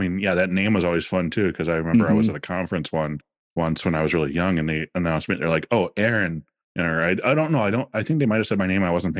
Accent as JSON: {"language": "English", "region": "Wisconsin", "country": "United States", "said": "I'm like, you know, we're living in Wisconsin. They're like, oh yeah, so am I. And I'm like, oh, well, I'm from Okano."}